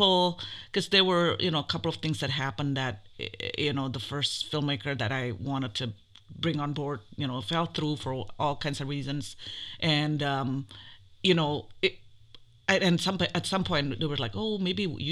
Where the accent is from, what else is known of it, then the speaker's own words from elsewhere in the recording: Jakarta, Indonesia; moved away as an adult; I'm from Indonesia originally. I was born in Jakarta. I came here when I was 18 years old for college.